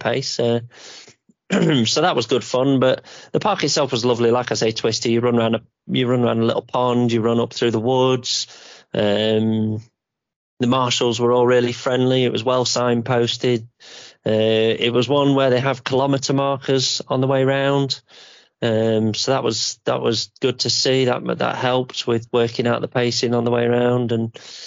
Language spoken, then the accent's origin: English; Yorkshire and the Humber, United Kingdom; we're from Yorkshire